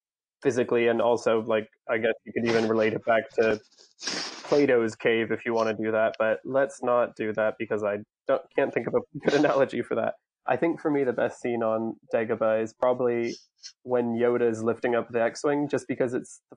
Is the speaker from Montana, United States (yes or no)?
no; Florida, United States; growing up in Florida, we had our fair share of snakes